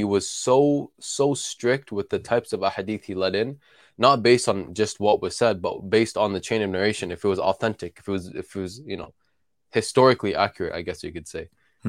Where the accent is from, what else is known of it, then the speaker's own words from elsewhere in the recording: Tulkarm, West Bank, Palestine; I'm from Tul Karim.